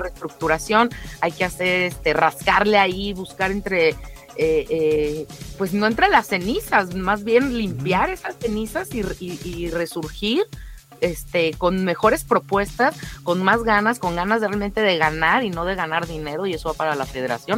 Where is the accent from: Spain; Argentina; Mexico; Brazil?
Mexico; queremos todos los mexicanos